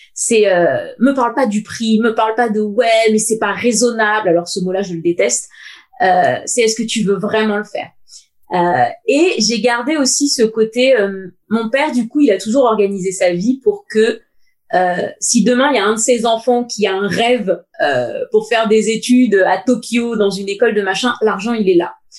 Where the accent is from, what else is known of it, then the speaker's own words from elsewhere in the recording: Seine-Saint-Denis, Île-de-France, France; also born or lived in United States; now in Paris, France; j'ai grandi avec euh, mes deux parents et mon père. Au début, il était cheminot à la SNCF, donc on était dans un petit HLM dans le 93